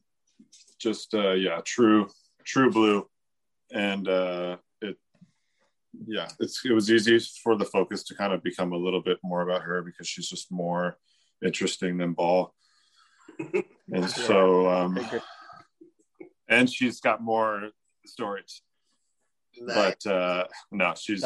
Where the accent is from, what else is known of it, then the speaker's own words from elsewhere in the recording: Canada; my Canadianism